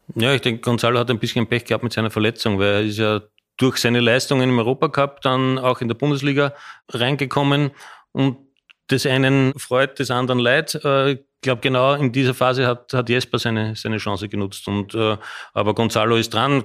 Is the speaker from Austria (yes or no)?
yes; Austria; moved away as an adult; now in Frankfurt, Germany; als Österreicher